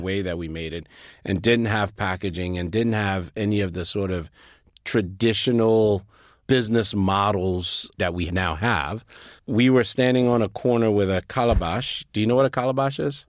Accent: Liberia; moved away as an adult; also born or lived in Sierra Leone; now in United States; I was born and raised in Liberia.

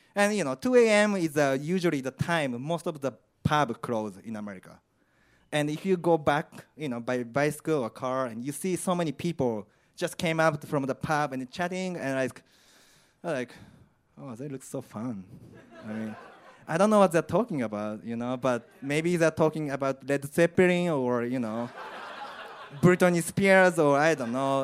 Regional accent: Japan; English is a second language; moved away as an adult; also born or lived in Indiana, United States / Chicago, United States; now in London, United Kingdom; I'm from Japan, I'm Asian

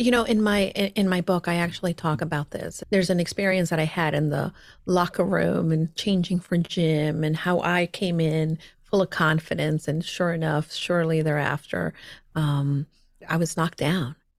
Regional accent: El Salvador; I was growing up, I was born in El Salvador. My mom is from El Salvador. My dad was from New York and he happened to meet my mom and they settled there.

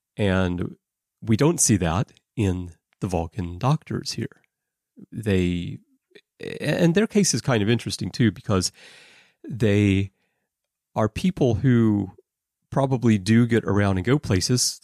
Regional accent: Alabama, United States; moved away as an adult; also born or lived in Russia; now in Japan; I grew up in Alabama

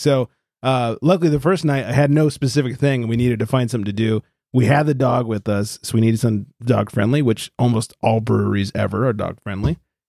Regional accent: California, United States; we're from California

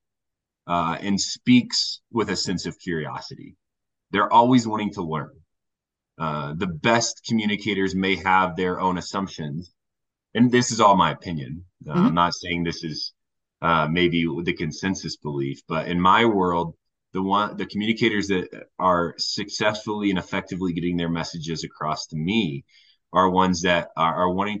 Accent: Warsaw, Indiana, United States; moved away as an adult; now in Golden, Colorado, United States; I'm originally from Indiana, Northern Indiana, an amazing town called Warsaw, Indiana

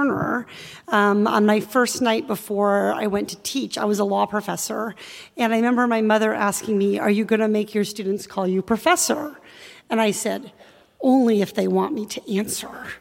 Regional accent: Iowa, United States; I grew up in Iowa

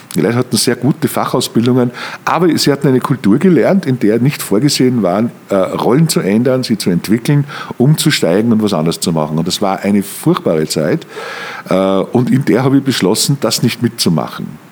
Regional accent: Mürzzuschlag, Styria, Austria; moved away as an adult; now in Germany; Ich komme komm aus dem Mürztal, ich komme aus Mürzzuschlag

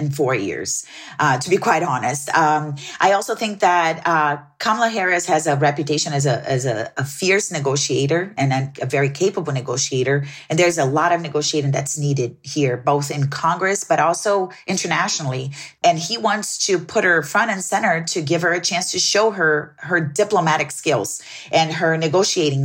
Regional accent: Brazil; now in Phoenix, United States; Brazil, my home country

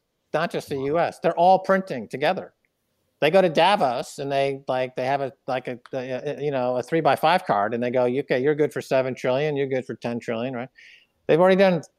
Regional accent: New York, United States; a privileged white guy from New York

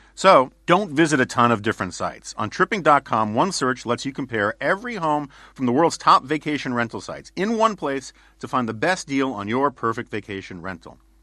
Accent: New York City, New York, United States; growing up in New York City in the 1970s

